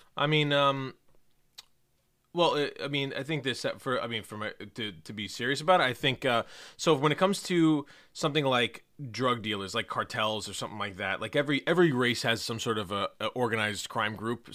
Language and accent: English; New York City, New York, United States; I'm not from Brooklyn, I'm from Queens.